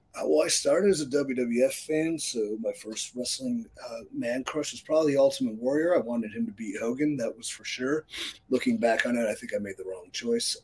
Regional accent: Cleveland, Ohio, United States; my hometown of Cleveland, Ohio

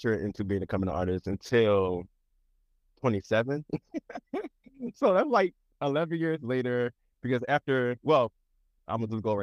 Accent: Chester, Pennsylvania, United States; also born or lived in Philadelphia; I'm actually from this small city called Chester, which is 20 minutes outside of Philadelphia.

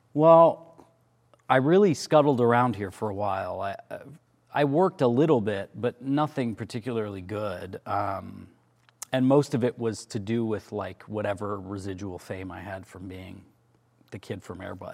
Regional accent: about two hours from Toronto, Ontario, Canada; Toronto, which is the big city, which is about two hours from where we grew up

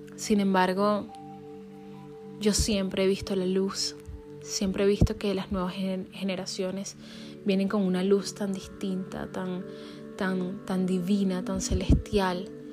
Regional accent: Venezuela; now in United States; siendo venezolana

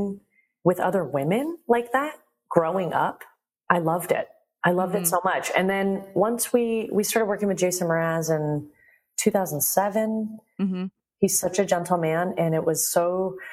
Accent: United States; I love my Iranian culture and I was born in America.

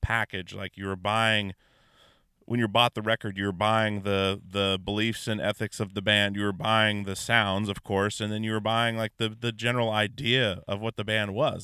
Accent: Anchorage, Alaska, United States; I grew up in Alaska

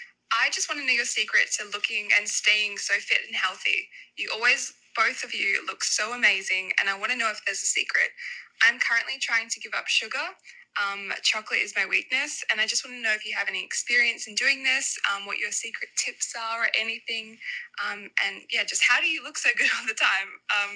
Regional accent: Australia; I'm from Australia.

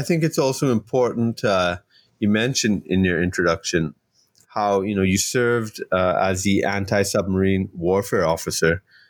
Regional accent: Toronto, Ontario, Canada; I actually grew up not too far from there in Toronto.

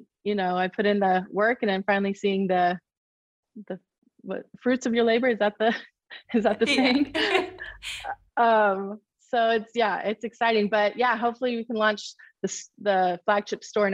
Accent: Sacramento, California, United States; I'm from Sacramento, California

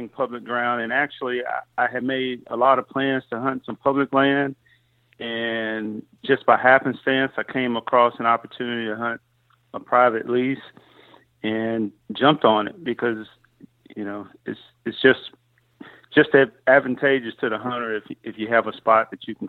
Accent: Mississippi, United States; now in Texas, United States; In fact, I'm not a native Texan. Okay. I grew up in Mississippi, and I grew up hunting there.

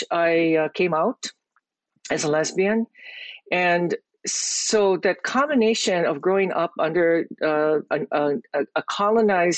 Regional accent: Hawaii, United States; I am born and raised in Hawaii.

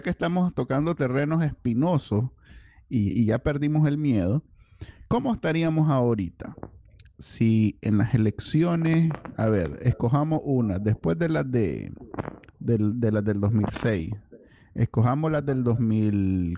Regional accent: Nicaragua; now in United States; en Nicaragua, como somos los nicas

